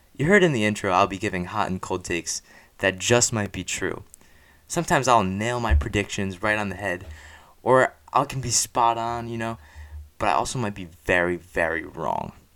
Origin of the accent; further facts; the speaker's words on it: New Jersey, United States; I grew up and live in Central Jersey